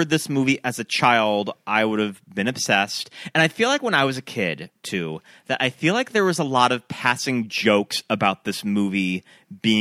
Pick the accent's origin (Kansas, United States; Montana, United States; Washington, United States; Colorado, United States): Montana, United States; I grew up in Montana